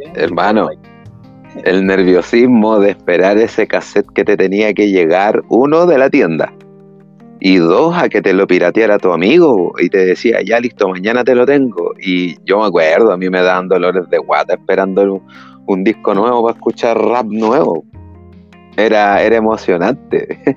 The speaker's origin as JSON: {"language": "Spanish", "country": "Chile"}